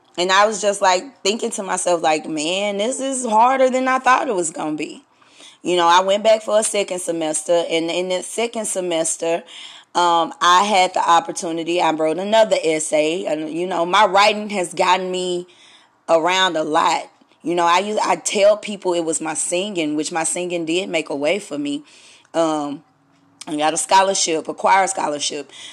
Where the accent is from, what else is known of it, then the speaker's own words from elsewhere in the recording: Stamps, Arkansas, United States; moved away; I'm from Stamps, Arkansas, and um, my hometown hero Maya Angelou